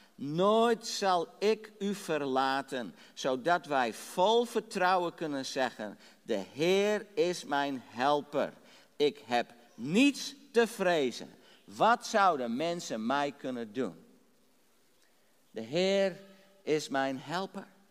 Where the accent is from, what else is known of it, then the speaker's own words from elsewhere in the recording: Drachten, Friesland, Netherlands; ik ben geboren getogen in Drachten in Friesland